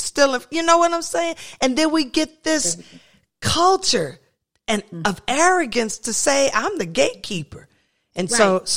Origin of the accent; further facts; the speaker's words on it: the South, United States; I was raised in the South where I grew up